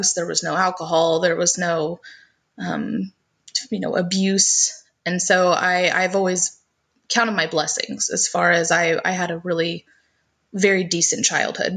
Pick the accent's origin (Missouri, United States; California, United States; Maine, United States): Missouri, United States; also born or lived in Tennessee; I was actually raised in Missouri.